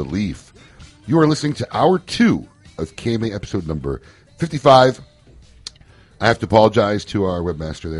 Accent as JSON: {"language": "English", "town": "Chicago", "region": "Illinois", "country": "United States", "tie": "born or raised there", "moved": "yes", "lives_now": "Florida, United States", "said": "I'm from Chicago, my hometown"}